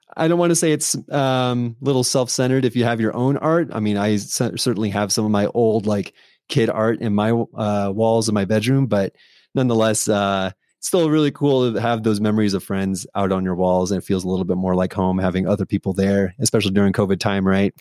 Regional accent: San Diego, California, United States; moved away; I'm from San Diego, California

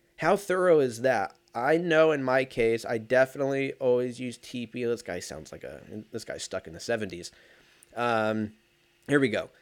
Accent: United States; I'm fucking an American

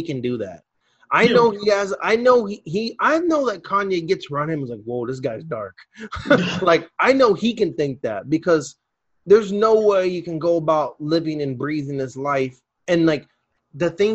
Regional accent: Brazil; now in United States; the country I live

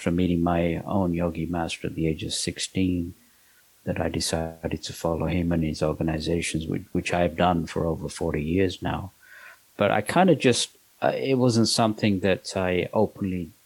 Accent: London, United Kingdom; moved away as an adult; also born or lived in Pakistan / Manchester area, North West England; now in Los Angeles, United States; I was born in Pakistan, and my parents moved to England when I was 3 years old

